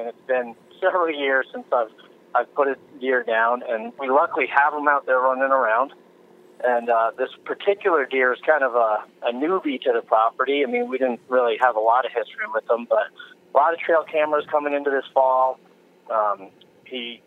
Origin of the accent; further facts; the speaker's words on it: New York, United States; my home state of New York. Kind of the background is I'm from New York